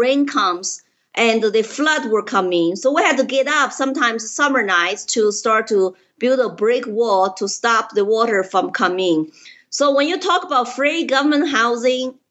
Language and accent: English; Chengdu, Sichuan, China; English is a second language; moved away as an adult; now in Colorado, United States; I was born in Chengdu, Sichuan province, 2 years before Mao's Cultural Revolution.